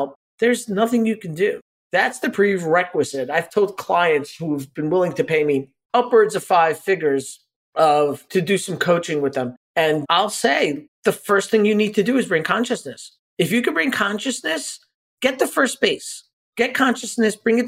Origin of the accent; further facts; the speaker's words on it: New York City, New York, United States; we grew up in Brooklyn